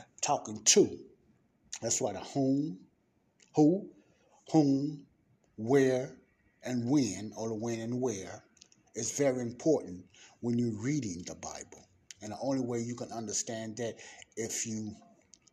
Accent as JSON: {"language": "English", "country": "United States", "said": "I'm an American"}